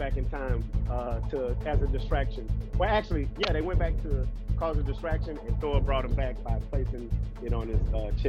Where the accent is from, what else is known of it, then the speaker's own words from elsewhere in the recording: Houston, Texas, United States; Since I'm from Houston.